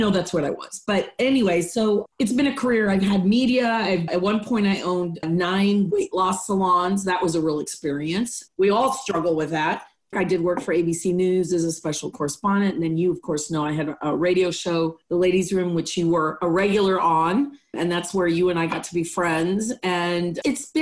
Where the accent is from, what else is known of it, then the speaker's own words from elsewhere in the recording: Mexico City, Mexico; English is a second language; moved away as an adult; also born or lived in Austin, Texas / Cleveland; now in United States; So I was raised in Mexico, Mexico City to be exact. I came to the United States when I was 18